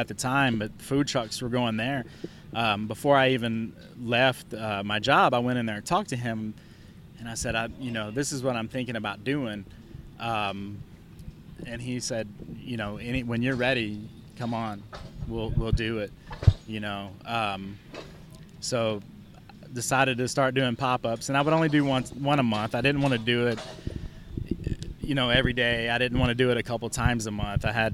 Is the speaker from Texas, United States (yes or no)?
yes; Pflugerville, Texas, United States; I was from Pflugerville